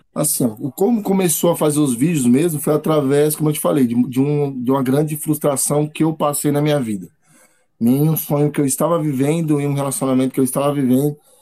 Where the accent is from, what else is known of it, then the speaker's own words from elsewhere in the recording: São Paulo, Brazil; Moro com meus pais, Estou aqui na, em São Paulo, Zona Sul